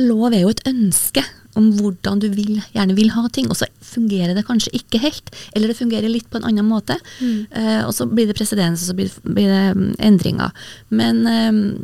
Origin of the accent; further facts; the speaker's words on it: Verdal, Trøndelag, Norway; særlig fra Verdals, Verdalstinget, der, eh, som er heimgården min, eller mm. heimplassen min